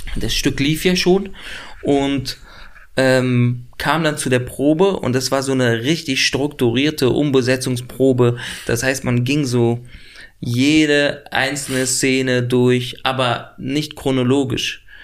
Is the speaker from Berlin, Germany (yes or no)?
yes; Berlin, Germany; also born or lived in Lebanon; ich bin da schon aufgewachsen in Nordneukölln